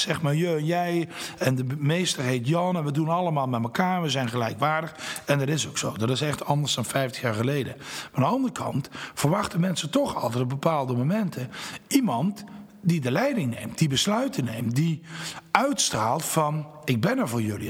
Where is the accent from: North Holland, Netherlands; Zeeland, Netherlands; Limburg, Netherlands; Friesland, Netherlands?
Limburg, Netherlands; Nuth; moved away as an adult; also born or lived in Venlo; now in Nijmegen, Netherlands; Maar ik ben geboren en getogen in Nut, Zuid-Limburg, dat ligt bij Heerlen